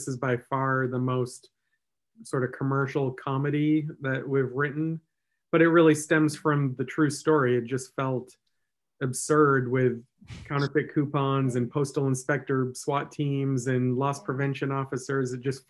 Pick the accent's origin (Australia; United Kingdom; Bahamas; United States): United States; Maine; And I had always wanted to make movies growing up in Maine and just didn't feel like there was an easy avenue.